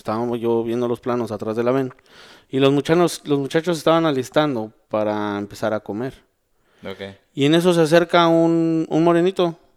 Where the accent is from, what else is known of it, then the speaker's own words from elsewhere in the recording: Mexico; Vengo de México